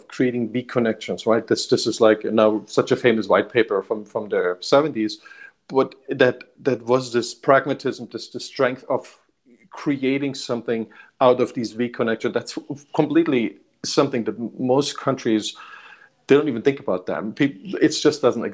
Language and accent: English; Germany; now in Bay Area, United States; I grew up in Germany